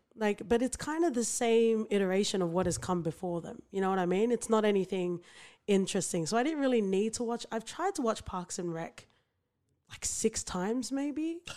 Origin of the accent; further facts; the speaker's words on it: Sydney, New South Wales, Australia; where I grew up in, like, Western Sydney